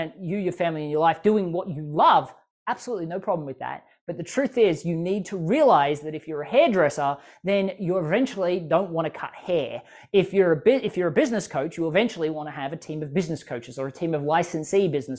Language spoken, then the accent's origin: English; Australia; as an Australian, I can speak kind of quickly